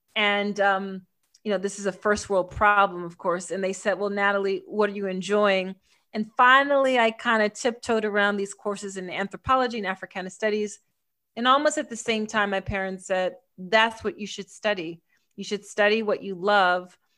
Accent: Philadelphia, Pennsylvania, United States; I'm from Philly, which is also where I live now in the States

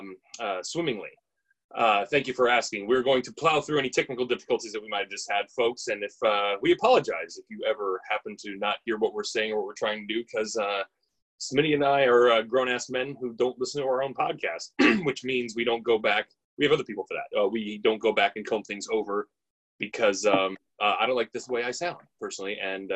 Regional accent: Canada; like I'm a Canadian this guy myself.

